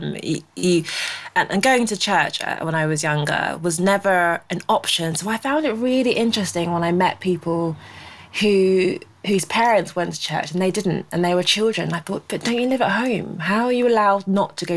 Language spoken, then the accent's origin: English; United Kingdom; my parents are Nigerian, so by default I'm Nigerian, but I was born in the UK. But I've never actually been